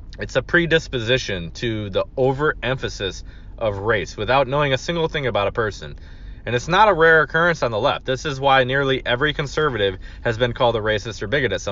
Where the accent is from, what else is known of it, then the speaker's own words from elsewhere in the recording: Michigan, United States; Michigan, my home state